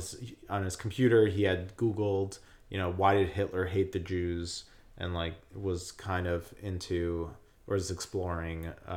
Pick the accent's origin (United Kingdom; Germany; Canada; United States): United States; Monsey, New York; there was a Hanukkah party in Muncie, New York, which is a suburb that I grew up in Rockland County, which is about 20 miles outside the city, or 30 miles outside the city.